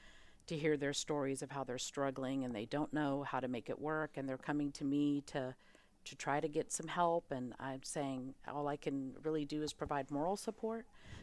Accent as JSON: {"language": "English", "town": "Auburn", "region": "Alabama", "country": "United States", "tie": "born or raised there", "said": "I grew up in Auburn, Alabama, so I definitely remember when Georgia won the national championship because it was a very sore point in our household"}